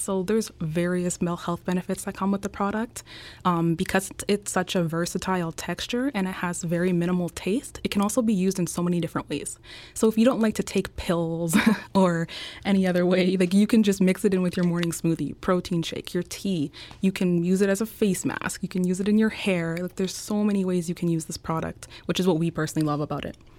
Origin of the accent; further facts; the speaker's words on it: Winnipeg, Manitoba, Canada; moved away as an adult; I was born and raised in Canada. I'm actually from Winnipeg, Manitoba, so small town